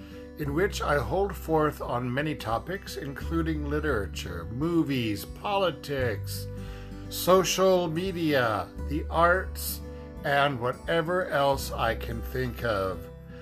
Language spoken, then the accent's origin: English; the Midwest and Deep South Texas, United States; my life growing up in the Midwest and Deep South Texas.